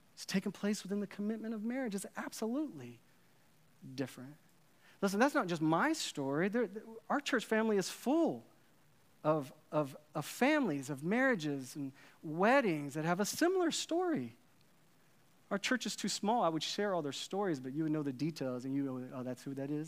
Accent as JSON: {"language": "English", "town": "Dallas", "region": "Texas", "country": "United States", "tie": "born or raised there", "said": "I grew up in Dallas, Texas, uh, in the eighties and nineties"}